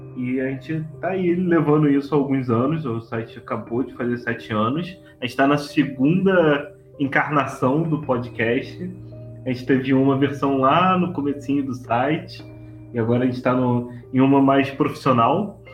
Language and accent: Portuguese; Rio de Janeiro, Brazil; accent: carioca; now in Petrópolis, Brazil; Eu sou carioca, por isso esse sotaque que hoje está muito evidente nessa gravação